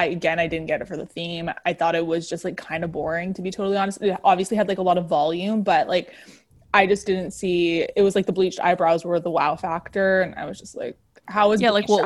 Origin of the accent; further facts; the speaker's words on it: Canada; We're Canadian, so we don't really know the monuments all that well.